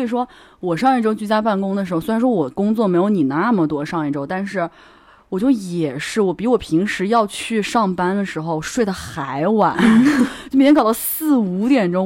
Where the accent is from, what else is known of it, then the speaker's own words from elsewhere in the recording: Hubei, China; now in Shanghai, China; 我是湖北人嘛